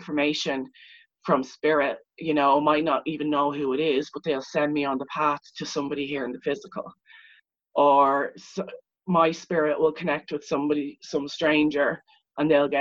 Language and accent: English; Leixlip, Leinster, Ireland; I'm actually from Leixlip, which is a town of Viking origin